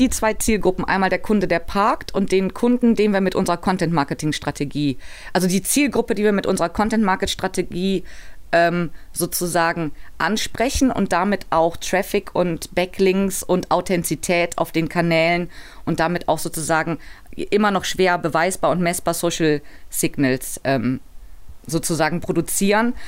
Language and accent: German; Cologne, North Rhine-Westphalia, Germany; ich bin Kölnerin